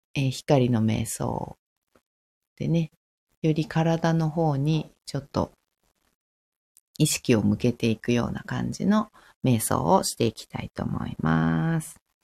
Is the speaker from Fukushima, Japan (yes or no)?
yes; Fukushima, Japan; 私、福島なんですけど